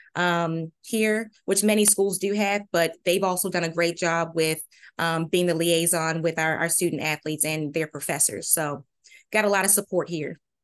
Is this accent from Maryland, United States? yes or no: yes; Maryland, United States; moved away as an adult; also born or lived in North Carolina / Virginia; now in Williamsburg, United States; I'm originally from Maryland